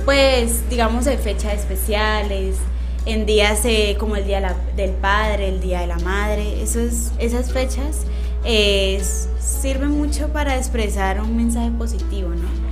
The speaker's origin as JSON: {"language": "Spanish", "country": "Colombia", "said": "uno ser como colombiana"}